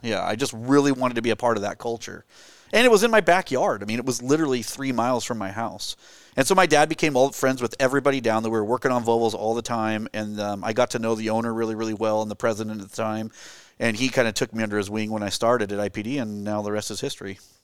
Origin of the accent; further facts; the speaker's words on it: Gresham, Oregon, United States; I grew up in the Portland area, it's, uh, east of, uh, east of Portland, um, near Mount Hood, actually, in Gresham Boring, Troutdale area